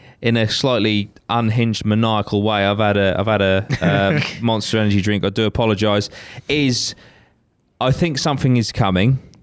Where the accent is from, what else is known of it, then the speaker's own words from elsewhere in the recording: United Kingdom; I'm British